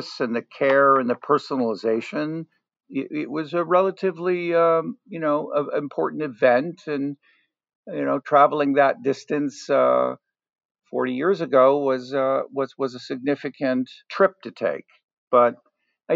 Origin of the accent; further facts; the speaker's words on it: New York City, New York, United States; as a kid and a young teenager growing up in Manhattan